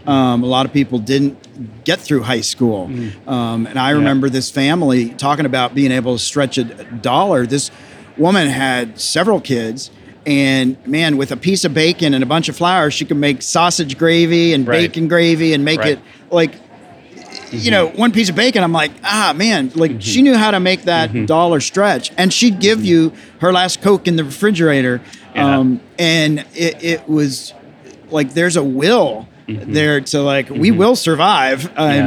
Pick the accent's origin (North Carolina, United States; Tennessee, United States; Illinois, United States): Tennessee, United States; I'm from Tennessee